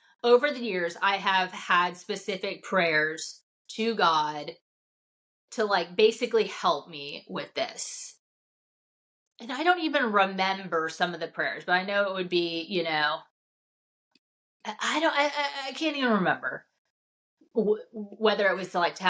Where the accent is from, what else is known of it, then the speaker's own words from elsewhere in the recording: the South, United States; I'm growing up in the South in a faith-based home.